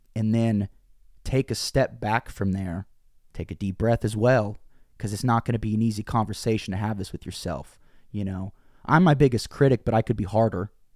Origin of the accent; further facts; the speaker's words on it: Bolivar, Missouri, United States; moved away; also born or lived in Springfield, Missouri; I grew up in Bolivar, Missouri, small town